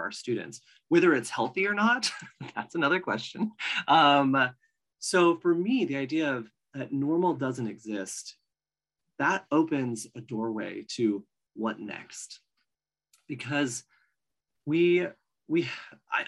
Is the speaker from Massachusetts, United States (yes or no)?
no; Oregon, United States; I'm from Oregon